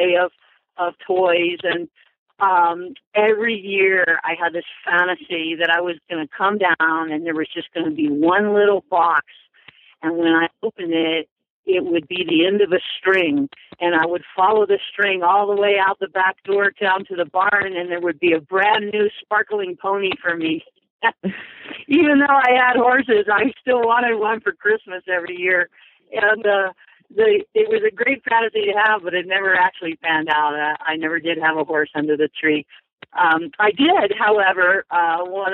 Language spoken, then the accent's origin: English; Orlando, Florida, United States; moved away as an adult; I was born in Orlando, lived there until I graduated from high school.